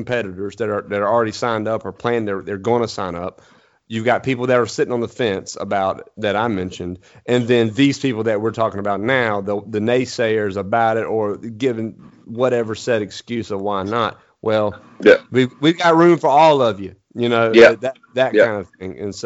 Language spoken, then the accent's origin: English; eastern North Carolina, United States; I'm from East North Carolina. Anywhere I need to go, I can pretty much see because it's flat